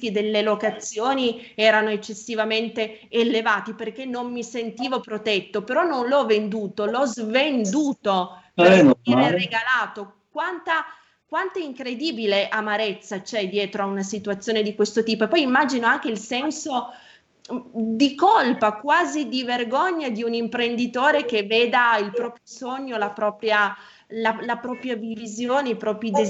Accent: Piedmont, Italy; io come sa sono piemontese

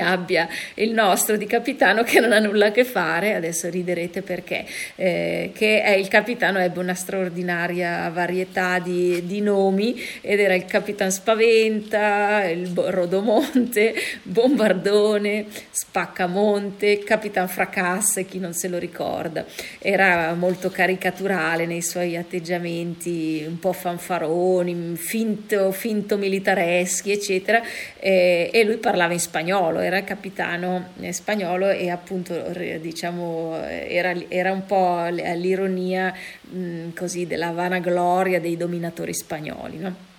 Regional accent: Milan, Lombardy, Italy; da milanese

